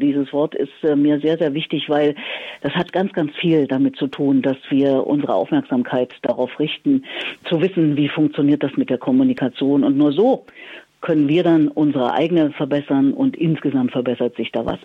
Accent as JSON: {"language": "German", "town": "Erfurt", "region": "Thuringia", "country": "Germany", "tie": "born or raised there", "moved": "as an adult", "lives_now": "Berlin, Germany", "said": "ich bin in Erfurt, meiner Heimatstadt, alle meine zwölf Schuljahre fast täglich auch in der Musikschule gewesen"}